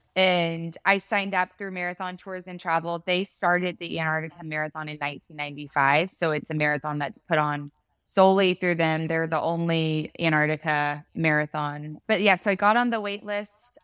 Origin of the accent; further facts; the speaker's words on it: Texas, United States; we're from Texas